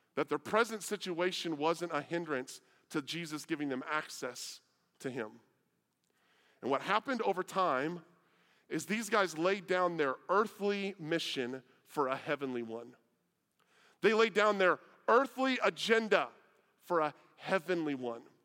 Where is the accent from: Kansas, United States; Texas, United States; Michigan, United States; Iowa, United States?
Iowa, United States; moved away; I was from Iowa